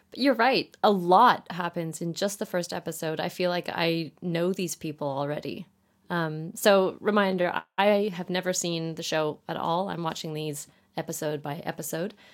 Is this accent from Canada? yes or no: yes; Canada; now in United Kingdom; currently based in the U K, but I'm from Canada.